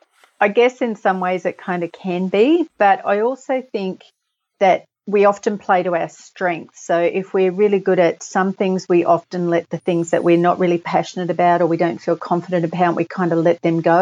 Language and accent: English; Australia; also born or lived in England; we moved from England when I was little, and we were in quite a good position back then. But then when we moved to Australia